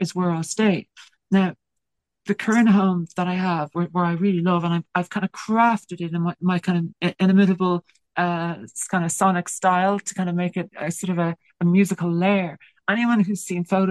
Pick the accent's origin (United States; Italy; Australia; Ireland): Ireland; accent: Irish lilt; they kind of pick up on my Irish lilt